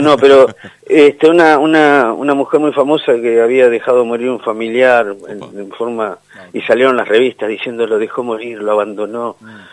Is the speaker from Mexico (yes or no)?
no; Argentina; nosotros como argentinos